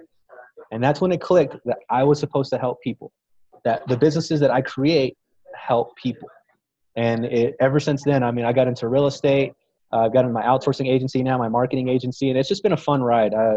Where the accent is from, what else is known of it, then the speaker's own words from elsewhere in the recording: Fort Worth, Texas, United States; moved away as an adult; also born or lived in Dallas, Texas / Austin, Texas; Fort Worth, Texas, where I'm from, my hometown